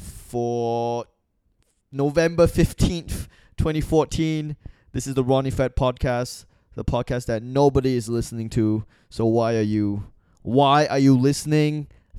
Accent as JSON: {"language": "English", "country": "Singapore", "tie": "born or raised there", "also_born_or_lived": "Malaysia / Australia", "moved": "as an adult", "said": "I'm born in Malaysia, I grew up in Singapore. I went to university in Australia."}